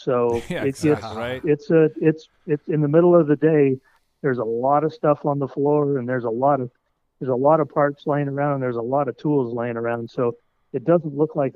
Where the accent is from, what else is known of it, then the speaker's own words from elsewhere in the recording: Colorado, United States; moved away as an adult; also born or lived in Detroit, Michigan / Chicago, Illinois; I'm from Colorado originally